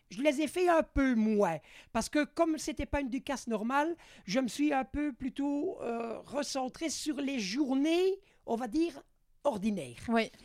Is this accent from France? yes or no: no; faubourg de Mons, Wallonia, Belgium; Je suis natif du faubourg de Mons, c'est mon, lieu de naissance